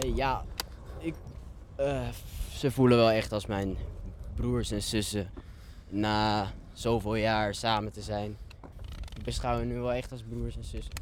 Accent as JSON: {"language": "Dutch", "country": "Netherlands", "tie": "born or raised there", "also_born_or_lived": "Addis Ababa, Ethiopia", "said": "die hebben mij meegenomen naar Nederland. Of geadopteerd, noem je dat. Ja. Mhm. En die... Ja, daar heb ik tot mijn tiende gewoond"}